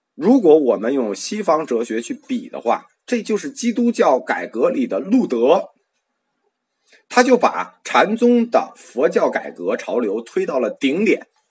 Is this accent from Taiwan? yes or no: no; China; 我们中国人